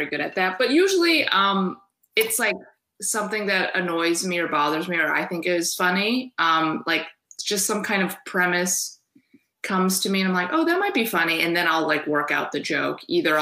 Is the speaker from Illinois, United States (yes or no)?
yes; Chicago, Illinois, United States; I'm from Chicago